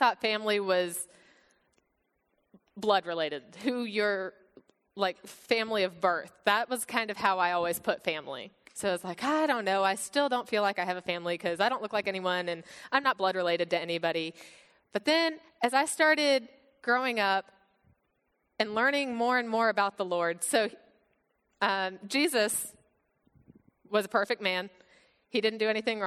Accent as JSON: {"language": "English", "country": "United States", "tie": "born or raised there", "also_born_or_lived": "Bulgaria"}